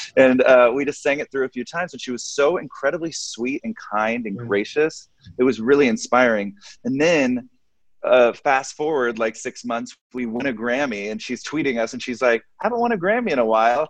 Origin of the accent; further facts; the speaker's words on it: Arlington, Texas, United States; I am from Arlington, Texas